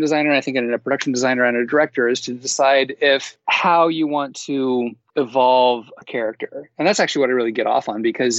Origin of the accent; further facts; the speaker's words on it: the Northwest, Pacific Northwest, United States; moved away; also born or lived in Seattle; I'm from the Northwest